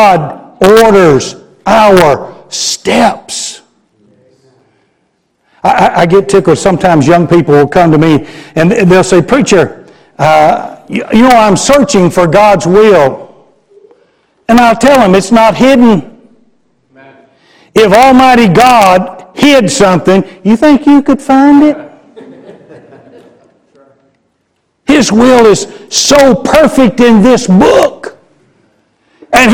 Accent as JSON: {"language": "English", "town": "Garland", "region": "Texas", "country": "United States", "tie": "born or raised there", "also_born_or_lived": "Chattanooga, Tennessee", "said": "Garland, my hometown"}